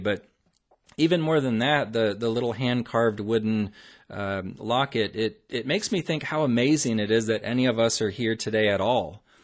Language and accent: English; Omaha, Nebraska, United States; my hometown of Omaha